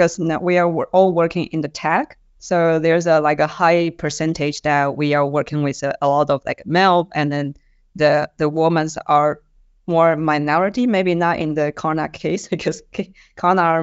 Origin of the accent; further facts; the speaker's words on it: Taiwan; moved away; I'm originally from Taiwan